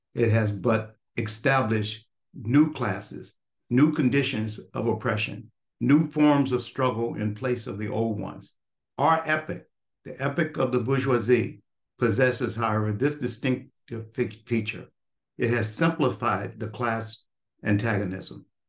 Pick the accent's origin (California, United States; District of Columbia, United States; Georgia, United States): California, United States; Los Angeles; moved away; also born or lived in New York / Philadelphia; experience that I had growing up in Watts, uh, uh, California